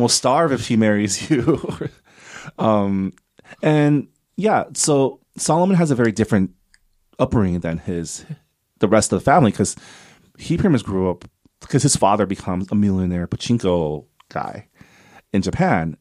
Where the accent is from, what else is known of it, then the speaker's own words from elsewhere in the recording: Canada; now in United States; I have a green card, 'cause I'm Canadian